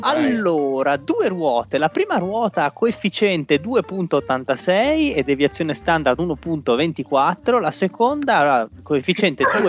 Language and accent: Italian; La Spezia, Liguria, Italy